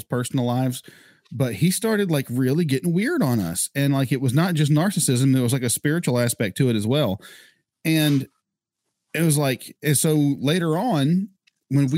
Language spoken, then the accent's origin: English; North Carolina, United States; we're from North Carolina